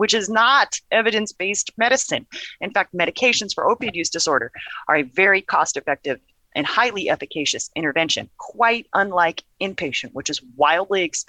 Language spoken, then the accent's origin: English; Portland, Oregon, United States; also born or lived in Gresham, Oregon; born and raised in Portland, Oregon